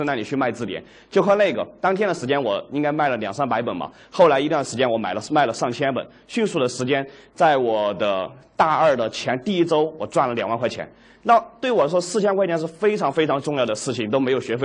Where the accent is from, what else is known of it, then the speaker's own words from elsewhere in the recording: Dujiangyan, Sichuan, China; also born or lived in Chengdu; 我的老家是独江堰